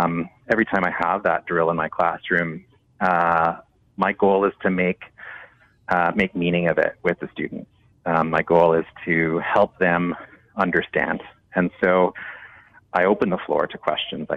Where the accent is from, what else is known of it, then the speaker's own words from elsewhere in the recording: Canada; as a Canadian teacher